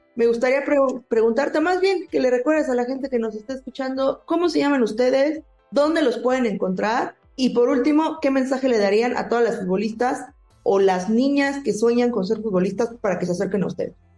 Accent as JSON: {"language": "Spanish", "country": "Mexico", "said": "aquí en México"}